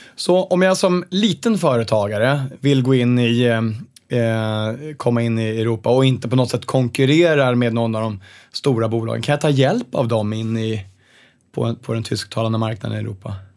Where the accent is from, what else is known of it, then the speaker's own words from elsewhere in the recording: Sweden; Vi som är svenskar känner sig ofta ganska stolta